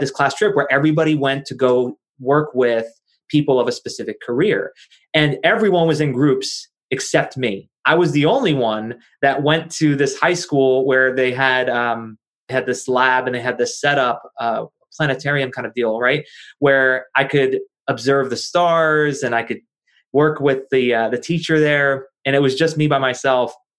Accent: New Jersey, United States; I'm from New Jersey and uh, born and raised in New Jersey, not far from New York City

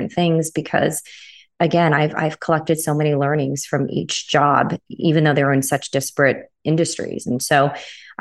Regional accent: San Diego, California, United States; I grew up in San Diego, California

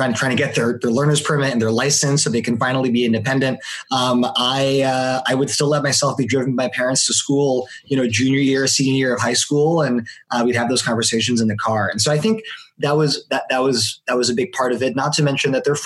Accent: Palo Alto, California, United States; I was born and raised in Palo Alto, California.

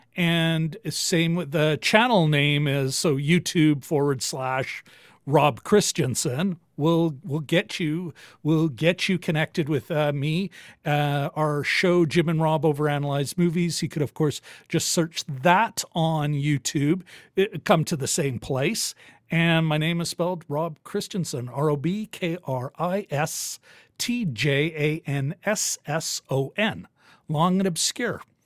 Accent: Winnipeg, Manitoba, Canada; I'm born and raised in Winnipeg

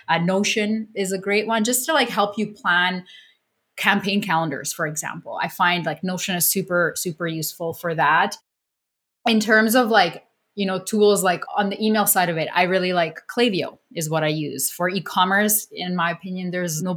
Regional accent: Canada; I'm Canadian

